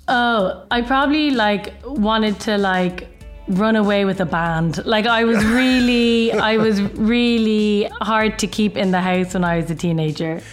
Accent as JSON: {"language": "English", "country": "Ireland", "moved": "as an adult", "lives_now": "London, United Kingdom", "said": "I'm actually Irish. I'm half Irish, half Chinese, and I live in London"}